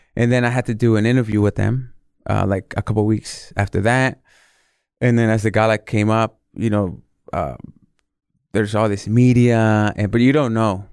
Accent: Northern California, United States; also born or lived in Mexico City, Mexico / Los Angeles, United States; I was born in Mexico City, and then we came to the States when I was very young. Um, landed in Los Angeles, and then eventually made the move to Northern California

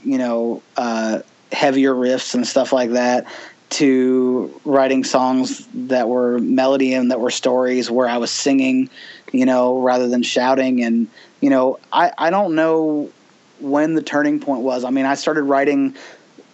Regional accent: Bloomington, Indiana, United States; also born or lived in Dayton, Ohio / California / Portland, Oregon / Florida; I basically got reacquainted with my hometown. It had been a bit since I had lived here. I moved away from Bloomington

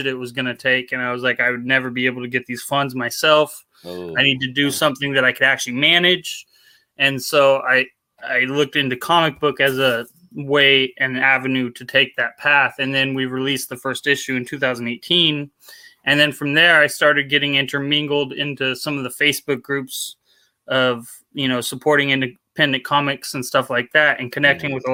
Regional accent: Portland, Oregon, United States; From Portland, Oregon. Kind of born and raised here.

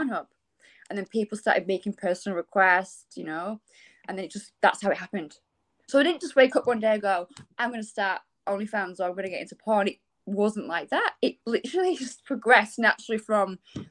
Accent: England, United Kingdom; moved away as an adult; I come from England and I've been here 10 years

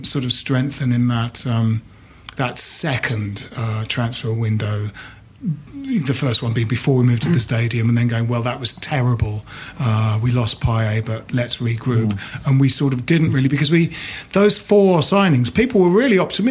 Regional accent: Bromley, London, United Kingdom; Jim and I grew up in Bromley

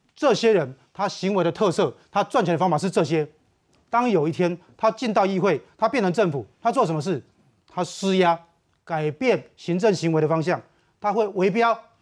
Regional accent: southern Taiwan, Taiwan; 我们小时候在南部

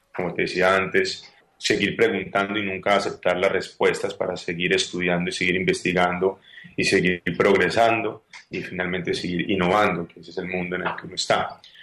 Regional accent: Paisa, Antioquia, Colombia; yo soy un colombiano, soy paisa

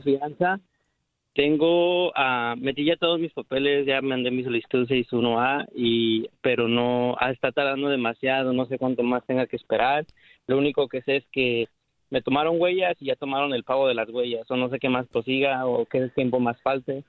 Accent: San Marcos, Guatemala; now in United States; allá de San Marcos

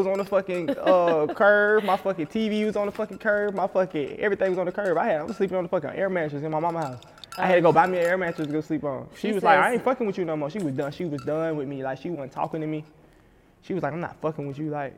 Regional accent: Decatur, Georgia, United States; I grew up, I always lived in Decatur

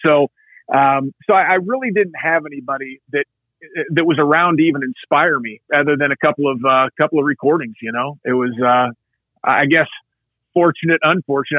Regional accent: Southern Indiana, United States; I hail from Southern Indiana

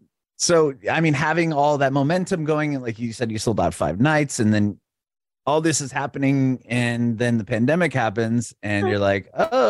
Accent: San Diego, California, United States; moved away as an adult; now in Nashville, United States; I'm in Nashville, Tennessee, but I'm originally from San Diego, California, but I moved here about 2 years ago in the middle of the pandemic.

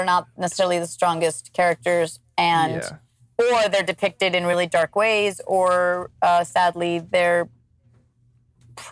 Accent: Cali, Valle del Cauca, Colombia; moved away; the neighborhood I grew up with in Cali, which was the city I grew up in Colombia, was San Fernando.

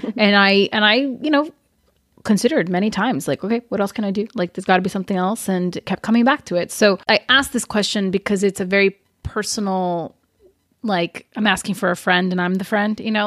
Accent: Brazil; moved away; when I was growing up in Brazil

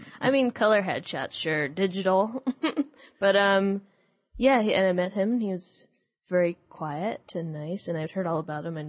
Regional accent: San Jose, California, United States; Yeah, I'm from San Jose, which is more like the South Bay.

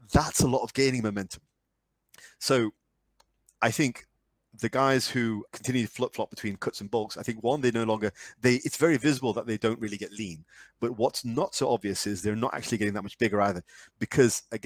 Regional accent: United Kingdom; me being very British

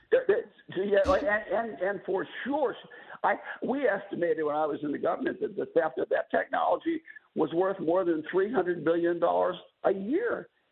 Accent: Ashtabula, Ohio, United States; I grew up in Ashtabula, Ohio

